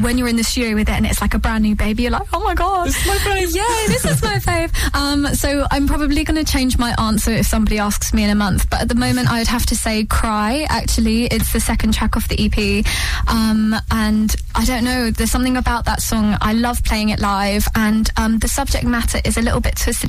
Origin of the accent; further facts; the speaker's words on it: London, United Kingdom; moved away as an adult; now in Suffolk, United Kingdom; I grew up in London, obviously went to the Brit School, um, and then my parents moved out to Suffolk